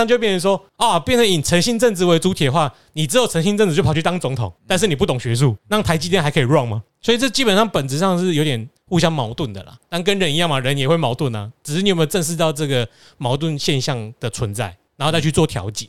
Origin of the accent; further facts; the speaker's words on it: Taiwan; 更无聊是什么？我台大的，我台湾长大，